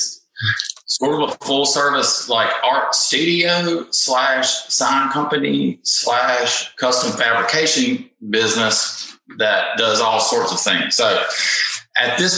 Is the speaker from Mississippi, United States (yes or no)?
yes; Jackson, Mississippi, United States; I'm from Jackson, Mississippi. I was born and raised here